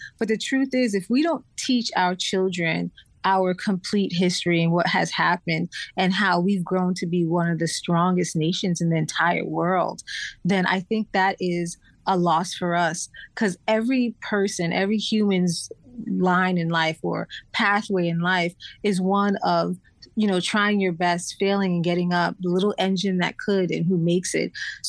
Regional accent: Florida, United States; also born or lived in Brooklyn, New York; I was born in New York, born in Brooklyn, then moved to Florida and lived in Florida.

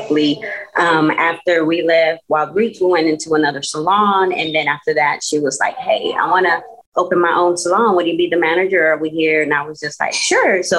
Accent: Waco, Texas, United States; I was born and raised here, Waco, Texas

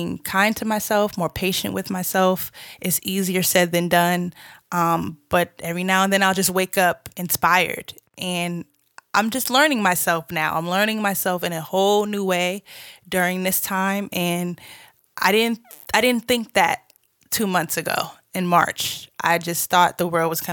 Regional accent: Boston, Massachusetts, United States; moved away as an adult; also born or lived in Georgia; now in Los Angeles, United States; I'm originally from Boston, Massachusetts

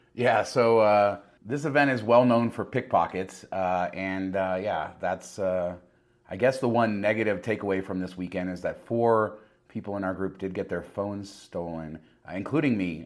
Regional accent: Las Vegas, Nevada, United States; I'm from Las Vegas

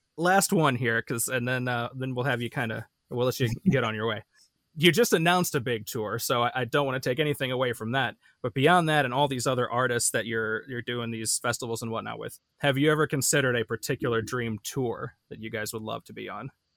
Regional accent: Midwest, United States; I'm really a Midwesterner

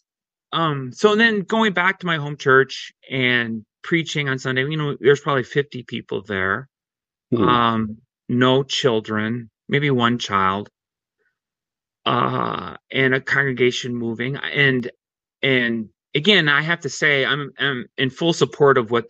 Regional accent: Worthington, Minnesota, United States; I grew up in Worthington, Minnesota, and I went to church at Westminster Presbyterian Church

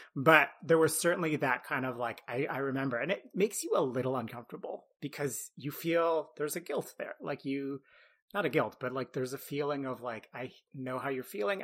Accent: Ottawa, Ontario, Canada; I grew up in Ottawa, which is a pretty big city in Canada

